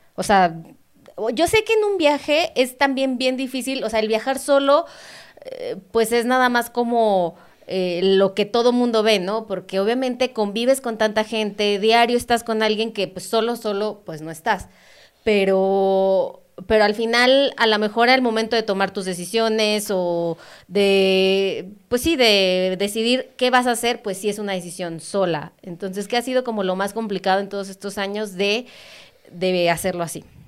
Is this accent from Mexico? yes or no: yes; Mexico